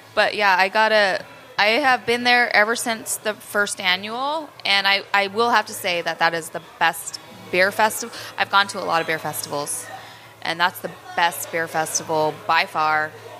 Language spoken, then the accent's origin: English; Paso Robles, California, United States; now in San Jose, United States; I'm from Paso Robles